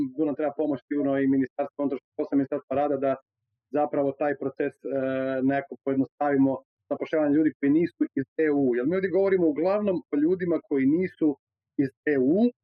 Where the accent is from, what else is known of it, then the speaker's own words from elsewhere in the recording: Croatia; kod nas u Hrvatskoj 110% mladih može besplatno studirati